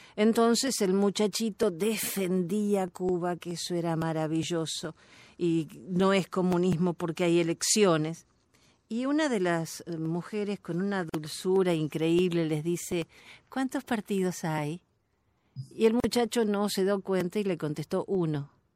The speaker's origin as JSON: {"language": "Spanish", "country": "Argentina", "said": "como decimos en mi país"}